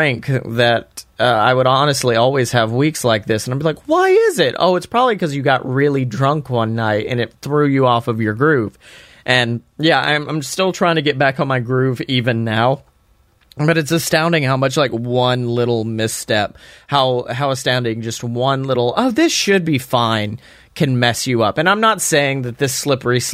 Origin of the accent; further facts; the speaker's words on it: Alabama, United States; growing up in Alabama